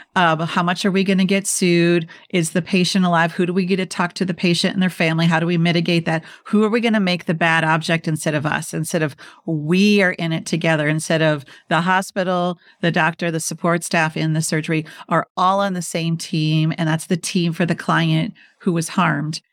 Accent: Minnesota, United States; moved away; also born or lived in Washington, D.C. / New York; I'm from Minnesota

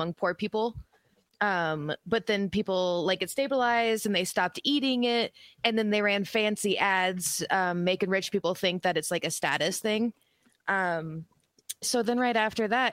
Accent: Colorado, United States; also born or lived in Maine / Pennsylvania / New Hampshire; I'm actually from Colorado

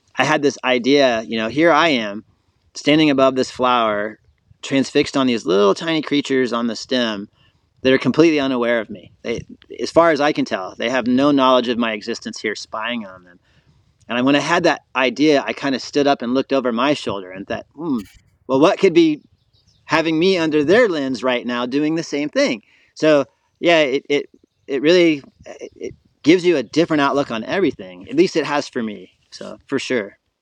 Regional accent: Florida, United States; also born or lived in Colorado; So I'm born and raised in Florida

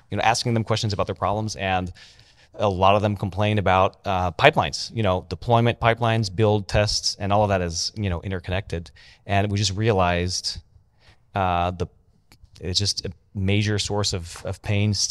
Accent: France; I'm French. Okay. I don't sound French, but I am French.

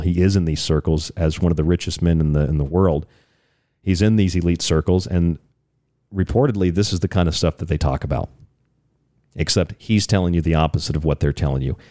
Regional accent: Florida, United States; I'm from Florida

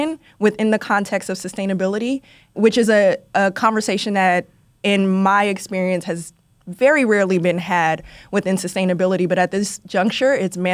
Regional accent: Oakland, California, United States; now in New York, United States; I'm from Oakland

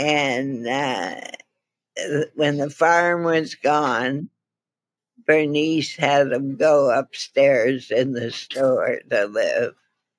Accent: Appin, Ontario, Canada; moved away as an adult; also born or lived in Detroit; I was born in Appin, Ontario

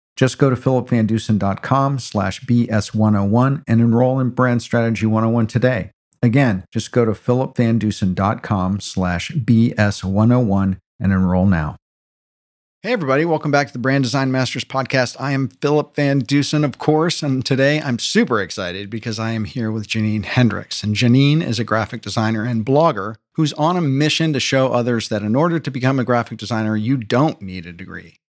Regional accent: New York City, New York, United States; I'm a New Yorker

